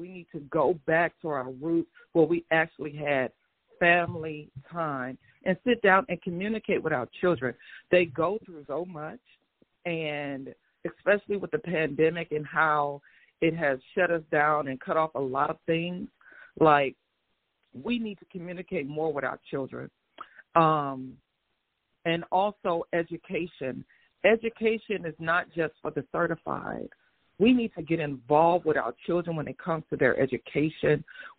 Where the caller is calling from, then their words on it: Atlanta, Georgia, United States; I'm Midtown Atlanta.